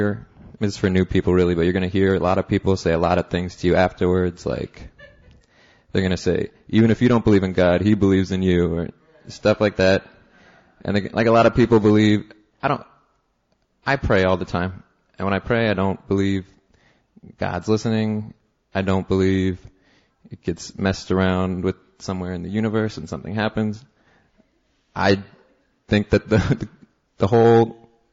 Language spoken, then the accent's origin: English; Seattle, Washington, United States; now in New York, United States; I live in New York. I'm from Seattle originally.